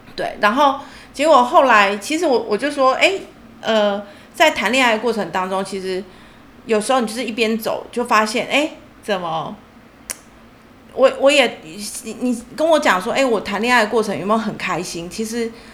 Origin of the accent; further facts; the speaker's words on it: Taichung, Taiwan; moved away; 中间我两年我回台中去工作，因为我是台中人